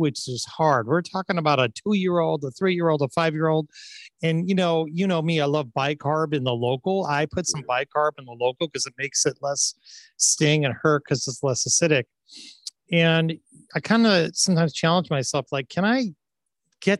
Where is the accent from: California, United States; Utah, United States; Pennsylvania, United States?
California, United States; Orange County; I grew up in Orange County